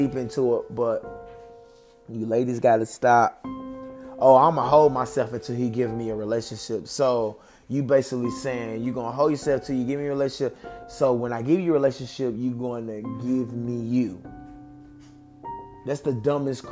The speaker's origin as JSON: {"language": "English", "region": "the South", "country": "United States", "said": "I'm from the South. I'm a South baby."}